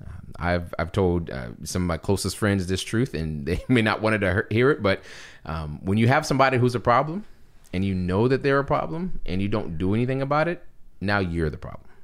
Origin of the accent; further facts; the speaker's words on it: Charleston, South Carolina, United States; also born or lived in Philadelphia; born and raised in Charleston